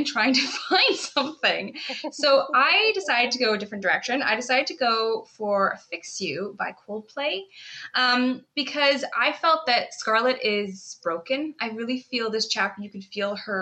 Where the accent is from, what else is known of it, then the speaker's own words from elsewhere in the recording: Canada; now in United Kingdom; I'm Canadian